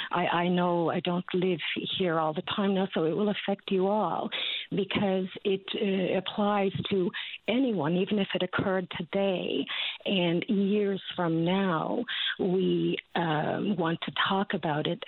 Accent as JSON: {"language": "English", "town": "St. John's", "region": "Newfoundland and Labrador", "country": "Canada", "tie": "born or raised there", "moved": "as an adult", "lives_now": "Ontario, Canada", "said": "I was born and raised on the Battery"}